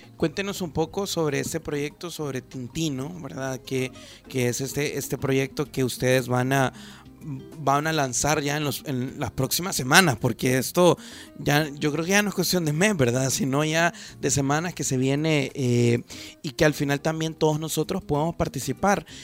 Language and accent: Spanish; El Salvador; nosotros como, como salvadoreños, como jóvenes